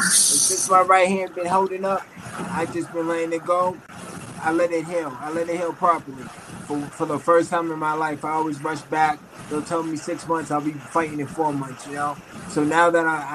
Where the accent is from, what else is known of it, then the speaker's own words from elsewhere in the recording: Boston, Massachusetts, United States; now in Los Angeles, United States; I grew up in Boston